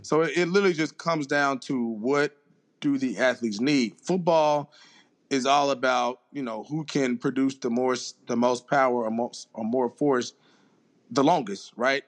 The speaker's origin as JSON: {"language": "English", "town": "Jackson", "region": "Mississippi", "country": "United States", "said": "I'm originally from Jackson, Mississippi"}